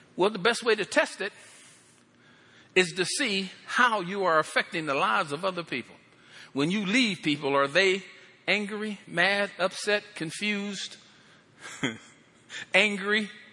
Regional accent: Pennsylvania, United States; moved away; I come from Pennsylvania

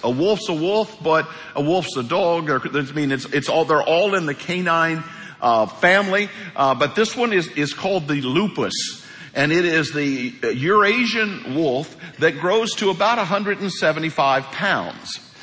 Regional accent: Hawk Point, Missouri, United States; moved away; I am from Hawk Point, Missouri. And um, Hawk Point's a town of about 400 people. Things are a little different in Hawk Point. They were when I was a kid

